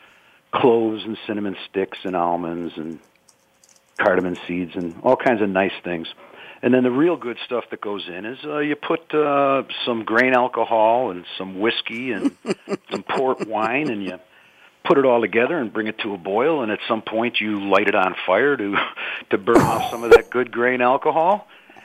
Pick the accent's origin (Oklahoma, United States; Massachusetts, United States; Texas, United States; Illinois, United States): Illinois, United States; Chicago; I'm from Chicago, and I'm in the Chicago suburbs right now